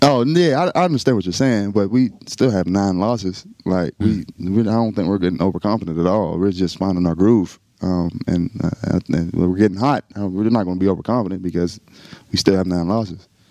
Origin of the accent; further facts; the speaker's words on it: northern West Virginia, United States; now in Texas, United States; I'm from West Virginia. It's you know I'm from the mountains